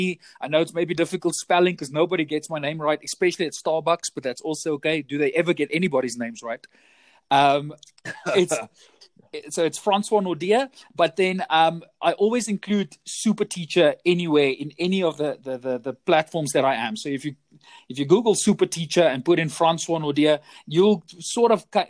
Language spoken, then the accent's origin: English; South Africa; I come from South Africa. I'm currently situated in Johannesburg, born and bred a South African